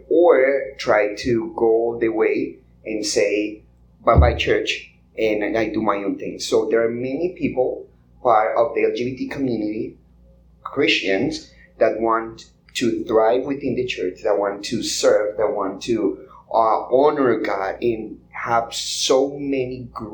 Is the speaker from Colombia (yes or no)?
yes; Colombia; English is a second language; now in United States; I grew up in Colombia